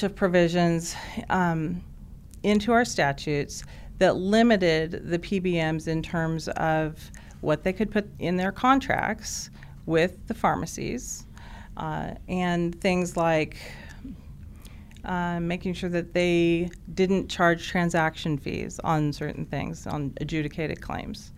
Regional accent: Alaska, United States; moved away as an adult; now in Oklahoma, United States; I grew up in Alaska. Moved there when I was four. Lived there for 21 years

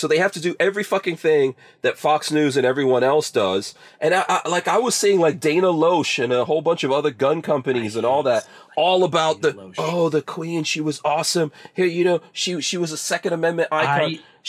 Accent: Guyana; born there; also born or lived in England; So first of all, I was born in Guyana, and that was a British colony.

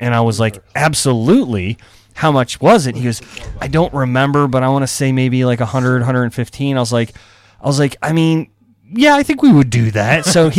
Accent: Eastern Shore, United States; Because I grew up on the Eastern Shore.

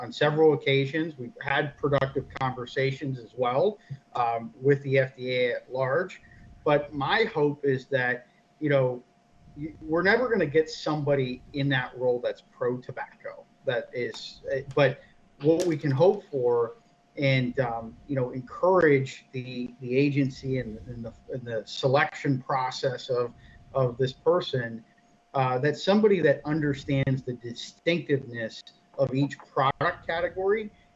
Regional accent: Erie, Pennsylvania, United States; moved away; I was located in my hometown of Erie, Pennsylvania for 2 months

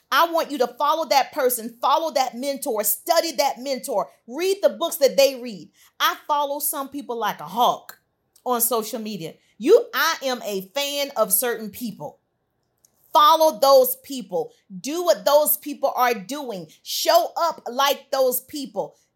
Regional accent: Southern United States, United States; Now, I'm from the South, I can't sing, but my grandmother used to sing this, a song about the storm.

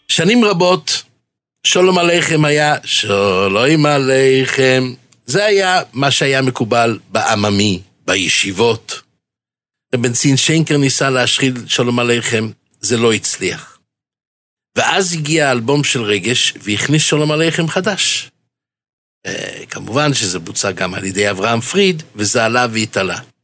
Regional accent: Jerusalem, Jerusalem District, Israel; בילדותי גדלתי בשערי חסד

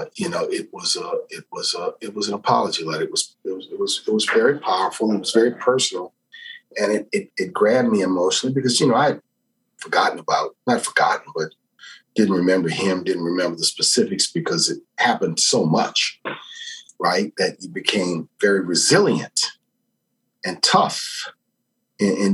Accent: New Orleans, Louisiana, United States; I grew up in New Orleans

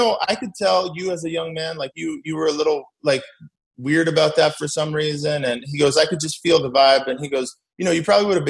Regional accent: Mesa, Arizona, United States; born and raised in Mesa.

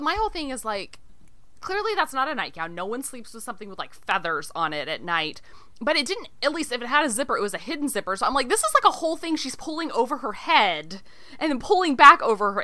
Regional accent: Texas, United States; I'm Texan

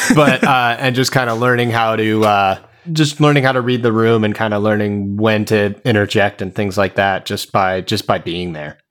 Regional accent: Arizona, United States; I played in a bunch of bands growing up in Arizona

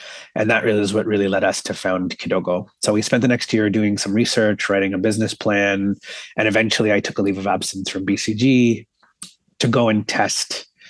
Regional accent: Toronto, Ontario, Canada; I was born and raised here in Toronto

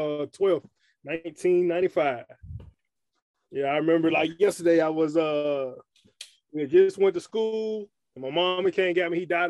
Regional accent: Alabama, United States; born there; also born or lived in Memphis / San Diego; now in Chattanooga, United States; I was born in Alabama. From Alabama, I moved to Memphis. My father was in the Navy.

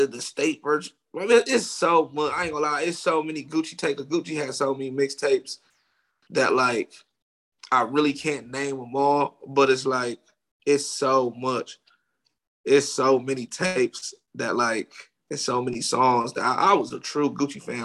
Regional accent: Ohio, United States; moved away as an adult; also born or lived in Los Angeles; I'm from Ohio

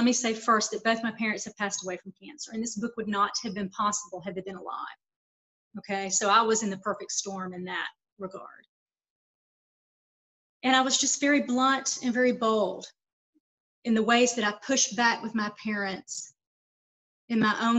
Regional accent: Lawrenceville, Georgia, United States; also born or lived in Atlanta / Savannah; now in Las Vegas, United States; So it starts in my hometown of Lawrenceville with those experiences. Then I moved to Atlanta, which was more cosmopolitan.

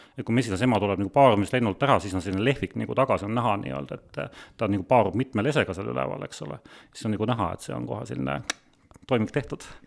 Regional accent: Sangaste, Valga County, Estonia; ma olen tegelikult Sangasest pärit

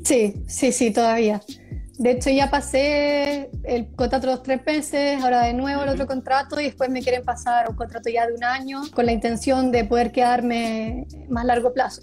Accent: Viña del Mar, Valparaíso, Chile; moved away as an adult; also born or lived in Santiago, Chile; now in Stockholm, Sweden; soy de Viña del Mar, Chile

